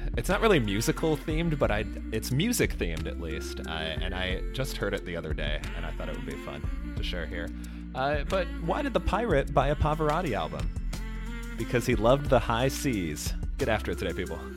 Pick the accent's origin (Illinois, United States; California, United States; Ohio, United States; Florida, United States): Illinois, United States; near Chicago; my hometown, well, near hometown adjacent of Chicago